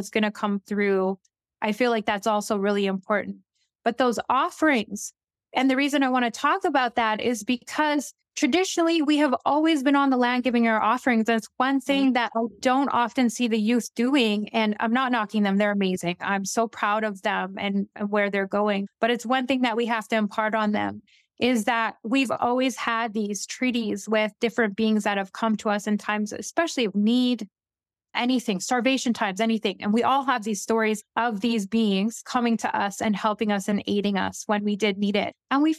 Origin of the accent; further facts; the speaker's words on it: Northern Canada, Canada; So I first saw some of these when I was younger, growing up in the North. They're all over the Canadian Shield.